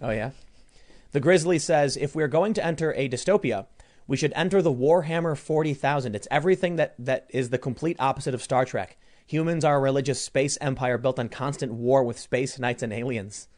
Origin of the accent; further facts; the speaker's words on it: Chicago, Illinois, United States; I was growing up in Chicago, we knew all the neighbors